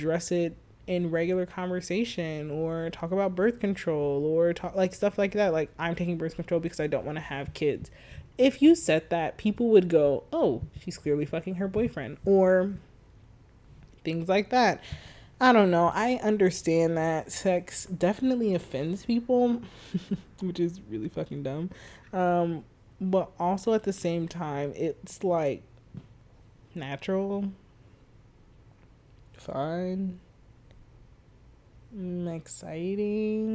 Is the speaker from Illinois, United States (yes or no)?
yes; Chicago, Illinois, United States; I was from Chicago